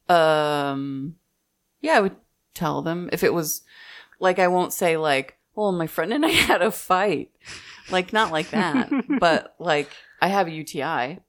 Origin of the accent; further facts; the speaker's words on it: Midwest, United States; moved away; also born or lived in Texas; I'm from the Midwest